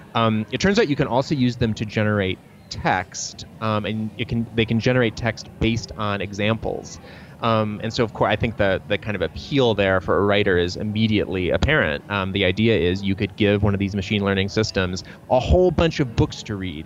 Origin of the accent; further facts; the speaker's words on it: Troy, Michigan, United States; I grew up in Troy, Michigan